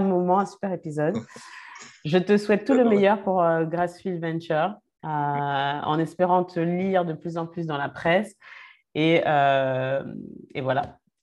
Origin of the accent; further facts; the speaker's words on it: France; on est français, on y vit